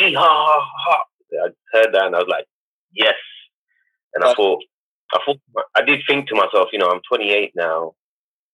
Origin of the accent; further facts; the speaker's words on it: London, United Kingdom; I grew up in East London